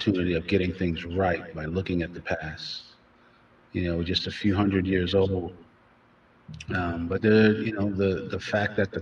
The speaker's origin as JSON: {"language": "English", "country": "United States", "said": "we're American."}